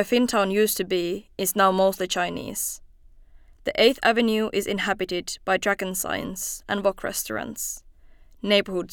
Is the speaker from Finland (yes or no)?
yes; Finland; now in New York City, United States; my own school days in Finland